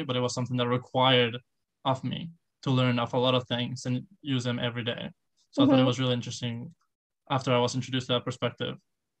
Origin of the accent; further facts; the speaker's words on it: León, Guanajuato, Mexico; also born or lived in Mexico City; Well, I'm from Mexico. I was born in Mexico City. I moved a lot around Mexico. Although I was born in Mexico City, I feel like I grew up in a city called León, Guanajuato.